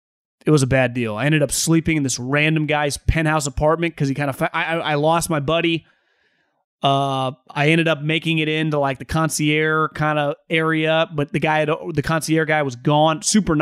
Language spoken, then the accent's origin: English; New Hampshire, United States; I'm from New Hampshire native, born and raised.